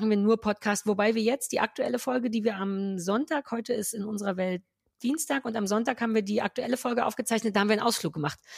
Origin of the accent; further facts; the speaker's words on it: Berlin, Germany; Und wir Berliner